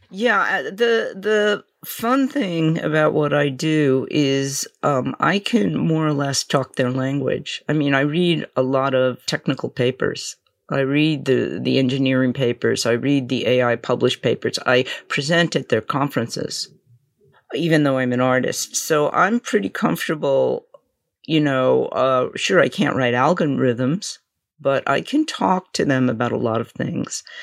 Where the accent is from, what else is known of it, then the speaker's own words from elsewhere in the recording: New York, United States; I'm from New York